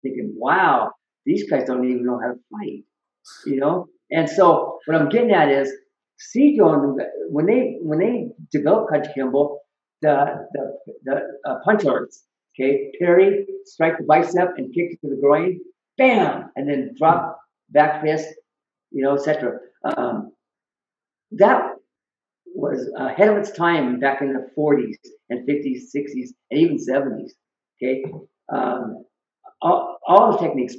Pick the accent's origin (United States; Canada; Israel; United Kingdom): United States; Auburn, Washington; also born or lived in Yakima, Washington; I grew up in Auburn, And Auburn, Washington, we were kind of rowdy